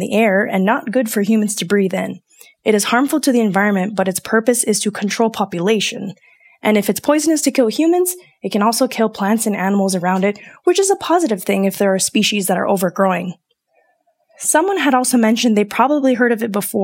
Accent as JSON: {"language": "English", "region": "Hawaii", "country": "United States", "tie": "born or raised there", "moved": "yes", "lives_now": "Colorado, United States", "said": "as someone who was born and raised in Hawaii"}